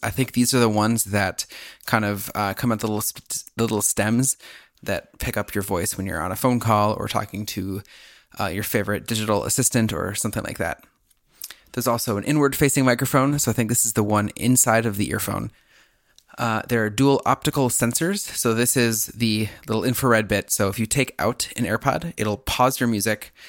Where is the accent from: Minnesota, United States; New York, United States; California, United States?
Minnesota, United States; a Minnesotan